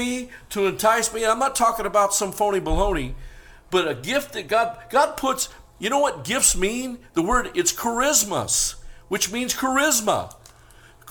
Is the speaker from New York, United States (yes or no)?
no; Northern California, United States; now in Las Vegas, United States; I was raised in Northern California, but I was shocked when I moved to Vegas